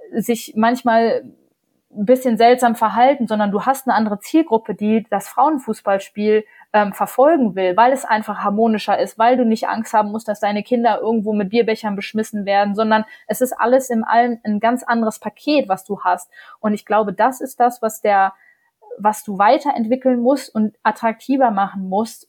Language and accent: German; Germany; bei uns in Deutschland